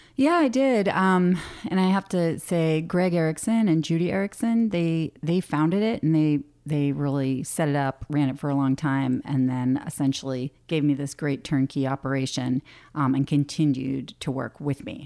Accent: Boston, Massachusetts, United States; moved away as an adult; now in Alaska, United States; I grew up in Boston

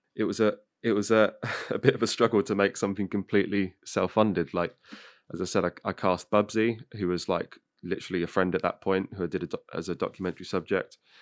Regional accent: Northamptonshire, East Midlands, United Kingdom; I'm like from Northamptonshire

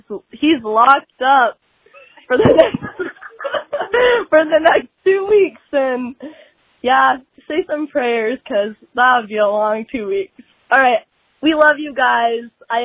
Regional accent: Lincoln, Nebraska, United States; moved away; I'm originally from Lincoln, Nebraska

